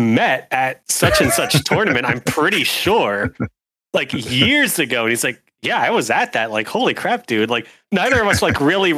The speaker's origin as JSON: {"language": "English", "region": "Pennsylvania", "country": "United States", "tie": "born or raised there", "said": "I grew up in Pennsylvania"}